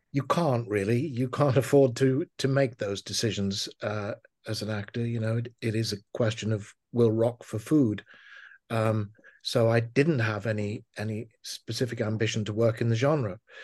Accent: Liverpool, North West England, United Kingdom; I was, uh, born and raised in Liverpool

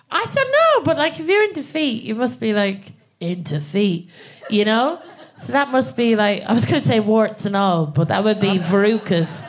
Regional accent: Ireland; moved away as an adult; now in England, United Kingdom; I'm from Ireland and I moved to England about I'd say about four years

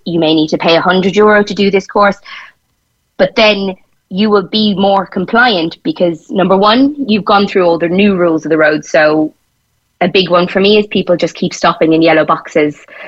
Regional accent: Tipperary, Munster, Ireland; moved away as an adult; now in Cork, Ireland; when I first moved down to Cork, a lot of my friends were we, we're from Tipperary

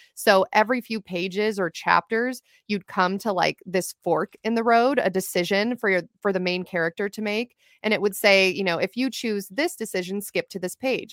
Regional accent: Ventura County, California, United States; also born or lived in Los Angeles, California; I'm originally from Ventura County, California, which is just outside of Los Angeles County

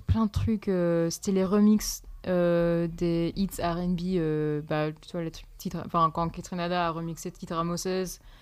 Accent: Poitiers, Nouvelle-Aquitaine, France; moved away; also born or lived in Montréal / California; je suis née à Poitiers

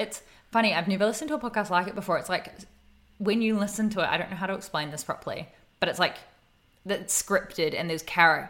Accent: New Zealand; now in New South Wales, Australia; I'm from New Zealand

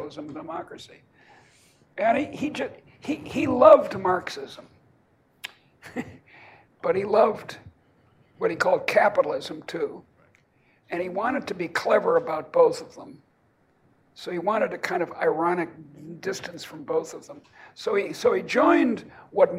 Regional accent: Boston, Massachusetts, United States; moved away; also born or lived in Iowa; I come from Boston, and we have our own little ideology.

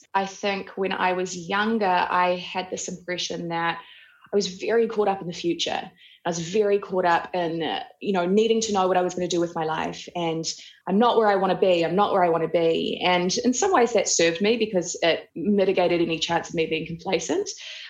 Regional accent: Auckland, New Zealand; also born or lived in Ohakune; I grew up in New Zealand. I was raised in Oakuni and then Auckland.

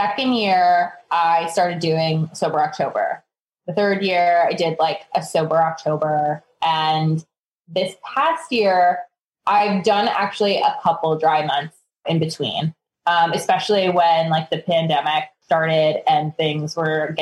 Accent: New York, United States; being a New Yorker

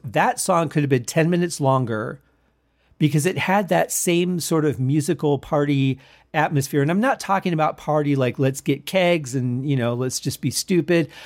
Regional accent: Michigan, United States; now in Las Vegas, United States; I grew up in Michigan

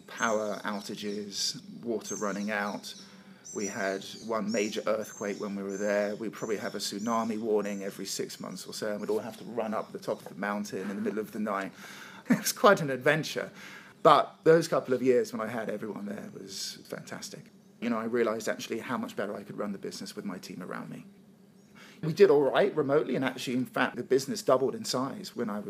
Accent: England, United Kingdom; moved away as an adult; also born or lived in London / Costa Rica / Cape Town; I'm from England

